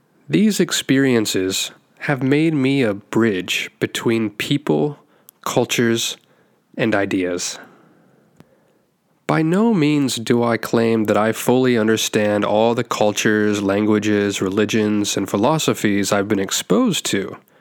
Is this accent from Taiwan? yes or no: yes; Taiwan; also born or lived in United States / Philippines / Bangladesh / India; now in Japan; I'm an American who was born and raised in Taiwan. And now I've lived in 6 countries total. So that includes Taiwan, the US, the Philippines, Bangladesh, India, and now Japan.